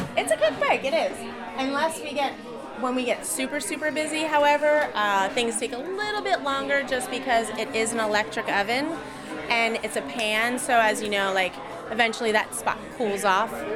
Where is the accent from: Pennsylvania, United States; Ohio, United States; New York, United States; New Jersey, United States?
Pennsylvania, United States; Philadelphia; I grew up in Philly